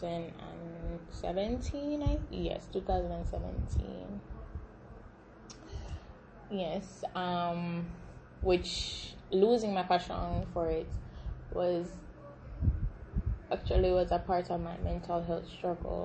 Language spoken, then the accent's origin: English; Jamaica; I am Jamaican. Yes, I'm repping that beautiful island in the middle of the Caribbean Sea.